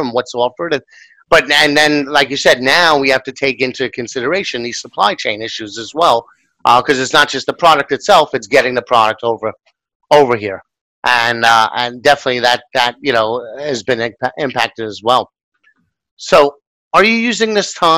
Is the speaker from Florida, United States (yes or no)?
no; New York, United States; as a New Yorker